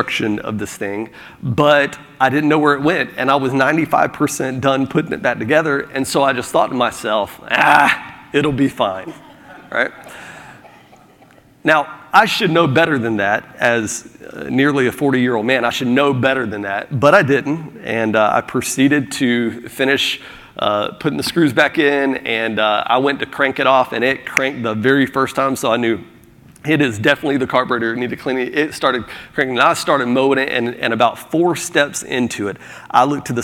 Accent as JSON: {"language": "English", "region": "Florida", "country": "United States", "moved": "yes", "lives_now": "South Carolina, United States", "said": "I'm from Florida"}